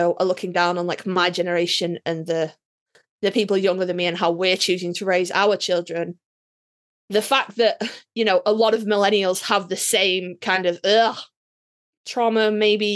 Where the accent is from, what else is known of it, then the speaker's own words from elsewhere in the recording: United Kingdom; we're British